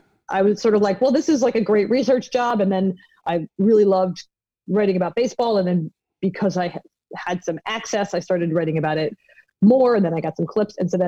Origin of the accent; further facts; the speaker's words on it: Philadelphia, Pennsylvania, United States; I'm from Philly